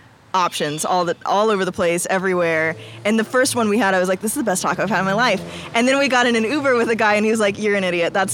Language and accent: English; Belton, Missouri, United States; I grew up in Belton, Missouri